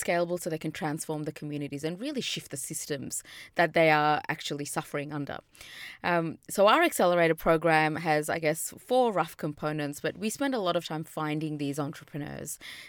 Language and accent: English; India; now in Australia; You know, I'm from India, and my parents are from really poor part of India. So I've seen poverty from the day I was born.